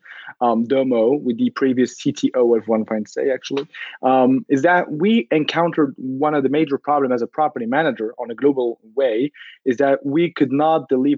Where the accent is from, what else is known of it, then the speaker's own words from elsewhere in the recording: Morocco; moved away; also born or lived in Paris; I'm originally from Morocco